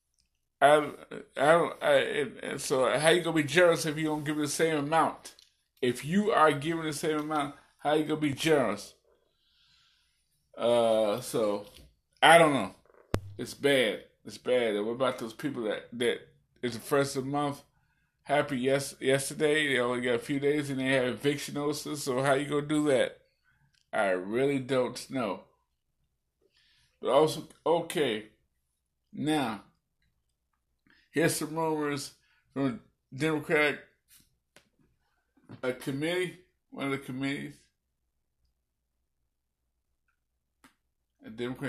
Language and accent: English; Illinois, United States; my home state of Illinois.